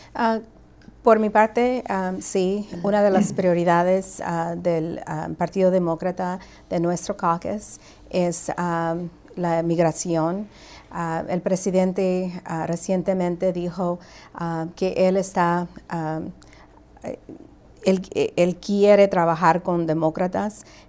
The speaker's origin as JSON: {"language": "Spanish", "country": "Guatemala", "tie": "born or raised there", "moved": "yes", "lives_now": "United States", "said": "yo nací en Guatemala"}